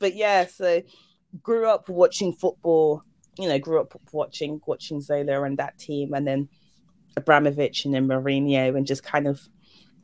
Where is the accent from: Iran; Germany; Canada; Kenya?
Germany; now in United Kingdom; I came here from Germany, and I was trying to find like ways to connect with like the British, and like I grew up watching football in Germany